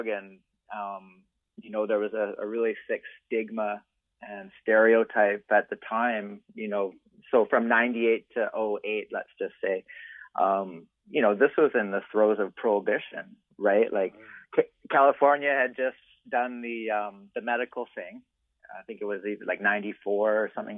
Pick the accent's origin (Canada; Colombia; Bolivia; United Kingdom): Canada; Vancouver, British Columbia; also born or lived in Whistler; I'm from Vancouver, I lived in Whistler for a long time and I'm Canadian